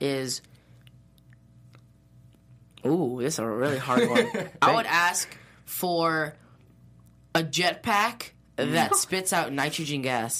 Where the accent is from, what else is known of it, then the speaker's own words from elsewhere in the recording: Chicago, Illinois, United States; I'm from Chicago, too.